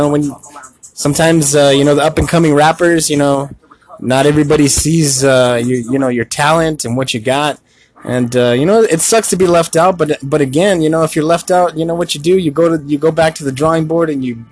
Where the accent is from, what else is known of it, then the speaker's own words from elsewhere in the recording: Tucson, Arizona, United States; I am a born and raised in Tucson